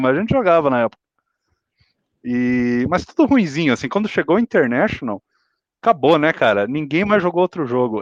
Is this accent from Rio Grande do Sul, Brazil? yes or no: no; interior of Mato Grosso, Brazil; moved away; lá na minha cidade, do, no, no interiorzão do Mato Grosso, ainda morando lá